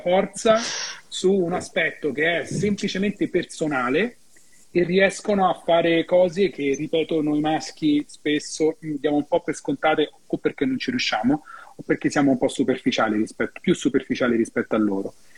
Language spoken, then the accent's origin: Italian; Rome, Lazio, Italy; io lo dico da romano